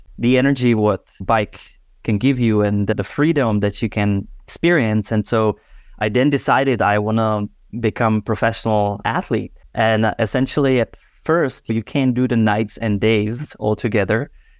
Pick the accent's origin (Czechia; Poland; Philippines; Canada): Czechia; I'm born and raised in Czech Republic, where I originally dabbled into DJing from young age.